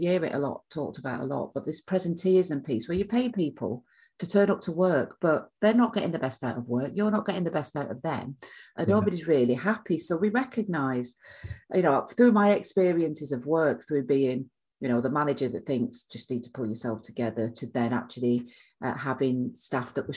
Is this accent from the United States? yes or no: no; Manchester, North West England, United Kingdom; now in South of England, United Kingdom; I'm from Manchester, so I should be used to the rain